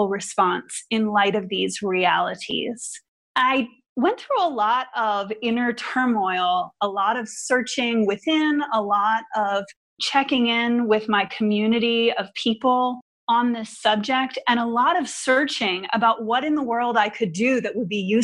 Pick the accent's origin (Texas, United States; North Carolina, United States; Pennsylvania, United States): Pennsylvania, United States; outside of Philadelphia; moved away; I am originally from Pennsylvania, outside of Philadelphia